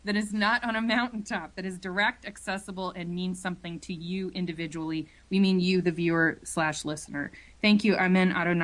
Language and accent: English; Ohio, United States; moved away; also born or lived in Ann Arbor, Michigan / New York City; I grew up in Ohio, we don't talk like that.